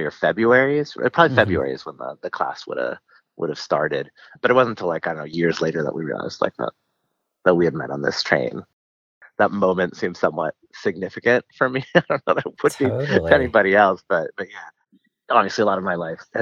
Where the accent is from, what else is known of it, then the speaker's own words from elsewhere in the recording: Guatemala; moved away; I'm from Guatemala, so I speak Spanish.